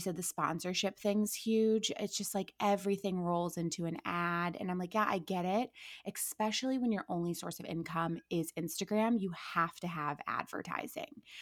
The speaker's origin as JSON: {"language": "English", "town": "Akron", "region": "Ohio", "country": "United States", "tie": "born or raised there", "also_born_or_lived": "Orange County", "moved": "as an adult", "lives_now": "Los Angeles, United States", "said": "I'm born and raised in Akron, Ohio"}